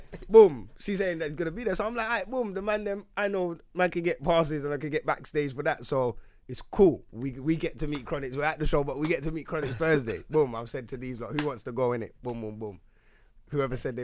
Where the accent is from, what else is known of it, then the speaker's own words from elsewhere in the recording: London, United Kingdom; I'm from Wood Green.